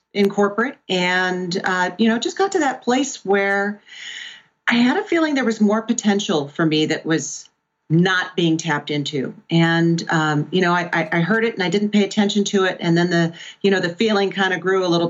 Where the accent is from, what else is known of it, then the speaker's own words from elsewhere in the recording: Pennsylvania, United States; also born or lived in Southwest Florida; I was born and raised in Pennsylvania and on Lake Erie